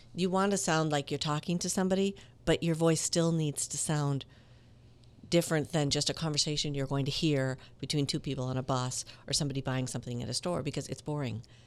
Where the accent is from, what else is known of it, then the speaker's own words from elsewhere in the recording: Minneapolis, Minnesota, United States; moved away as an adult; also born or lived in Italy / Latin America / Miami; I grew up in Minneapolis